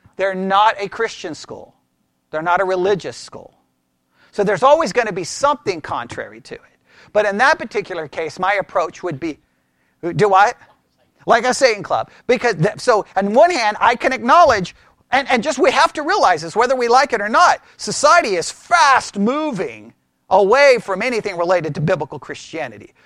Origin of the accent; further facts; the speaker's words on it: Texas, United States; I was raised here in Texas